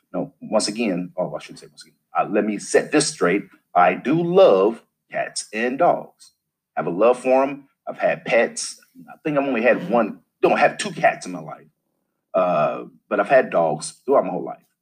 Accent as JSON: {"language": "English", "town": "St. Louis", "region": "Missouri", "country": "United States", "said": "I'm from the Midwest, St. Louis area"}